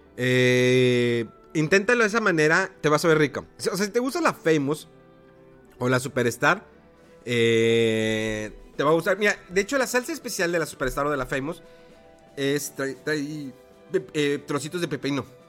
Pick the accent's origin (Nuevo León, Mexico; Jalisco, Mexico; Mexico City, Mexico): Nuevo León, Mexico; Monterrey; aquí en Monterrey